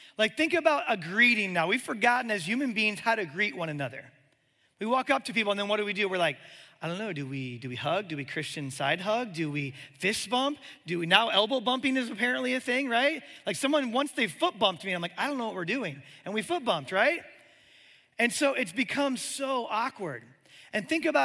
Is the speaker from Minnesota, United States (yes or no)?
no; Omaha, Nebraska, United States; moved away as an adult; also born or lived in Birmingham, Alabama; I'm from Omaha, Nebraska